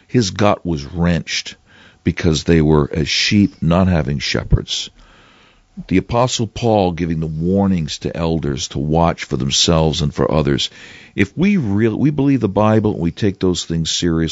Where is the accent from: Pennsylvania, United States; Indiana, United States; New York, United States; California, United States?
New York, United States; New York City; I'm from the New York City area